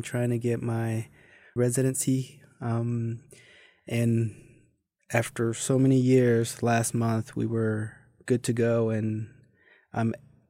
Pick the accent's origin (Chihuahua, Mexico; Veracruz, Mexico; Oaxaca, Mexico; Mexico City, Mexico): Mexico City, Mexico; English is a second language; So I was born and raised in Mexico City. There's a side of it where it's Ecatepec, so not the heart of Mexico City, but the outsides.